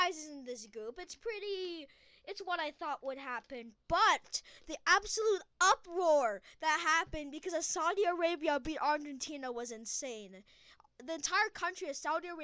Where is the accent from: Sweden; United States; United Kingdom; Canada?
Canada; As a Canadian